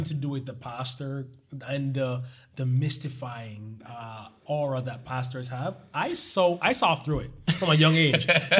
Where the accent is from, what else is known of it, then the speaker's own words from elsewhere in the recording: Jamaica; now in Miami, United States; I'm 29 years old. I moved here from Jamaica.